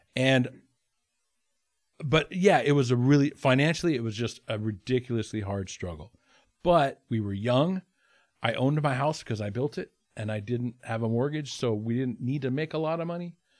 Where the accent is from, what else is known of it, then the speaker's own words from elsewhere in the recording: Haines, Alaska, United States; in my hometown of Haynes